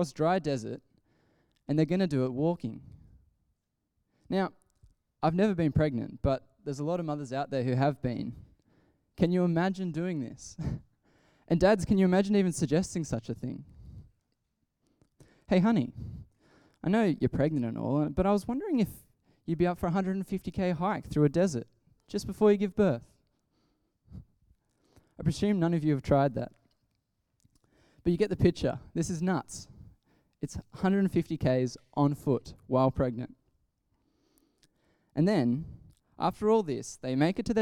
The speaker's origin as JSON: {"language": "English", "town": "Ballina", "region": "New South Wales", "country": "Australia", "said": "I'm from Ballina, a town of about 40,000 people."}